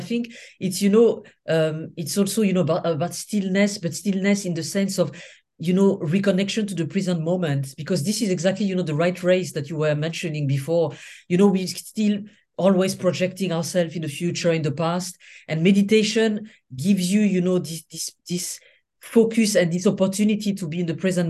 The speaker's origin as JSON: {"language": "English", "country": "Senegal", "also_born_or_lived": "Niger", "said": "I mean, I'm from Senegal and Niger, so from West Africa."}